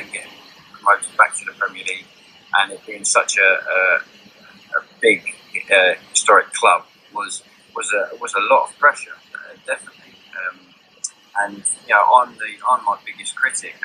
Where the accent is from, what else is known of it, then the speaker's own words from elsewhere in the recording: England, United Kingdom; because I was born in England, I grew up, I'm fully English.